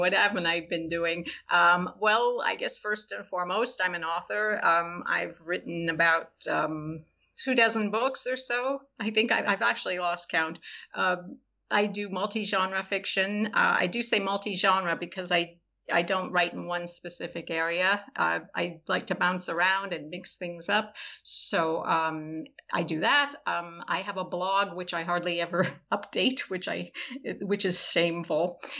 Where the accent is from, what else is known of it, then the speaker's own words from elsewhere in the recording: Florida, United States; also born or lived in California; No, I'm from everywhere, which is sort of interesting because of my new book, Florida Gothic, but I actually grew up in South Florida. I lived in California, Southern California, the LA area.